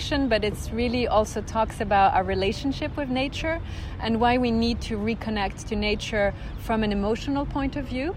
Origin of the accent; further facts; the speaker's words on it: Switzerland; moved away as an adult; also born or lived in United Kingdom / United States; I grew up in Switzerland, and I would say I spend half of my time in the mountains